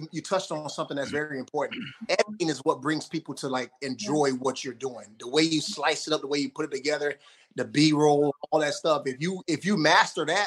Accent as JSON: {"language": "English", "town": "Miami", "region": "Florida", "country": "United States", "tie": "born or raised there", "said": "I'm a child from Miami"}